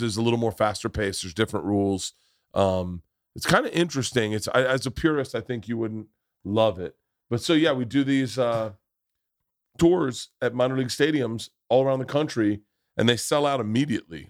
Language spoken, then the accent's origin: English; Tampa, Florida, United States; growing up in Tampa